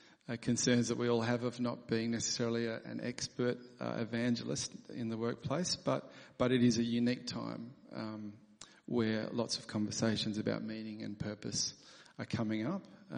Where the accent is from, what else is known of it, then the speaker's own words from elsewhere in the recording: South Australia, Australia; born there; also born or lived in England; I was born in South Australia, but I've moved around, lived in lots of different states. And Heather and I lived in the UK, and Tom was born in England.